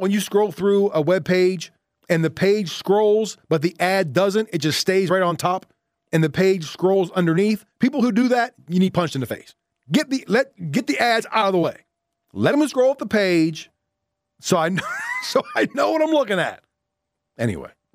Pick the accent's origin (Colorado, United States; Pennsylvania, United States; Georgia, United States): Pennsylvania, United States; Southwest PA; I grew up in Southwest P A and we called them dippy eggs